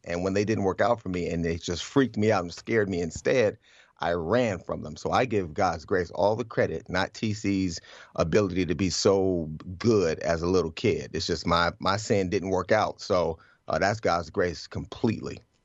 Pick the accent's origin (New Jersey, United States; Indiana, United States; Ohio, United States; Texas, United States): Ohio, United States; Cleveland; I grew up in Cleveland